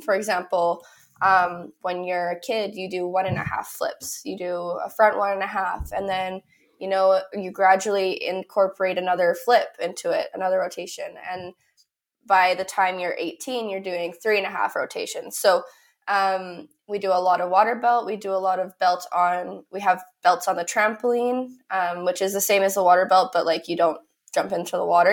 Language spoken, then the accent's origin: English; Canada; I'm from Canada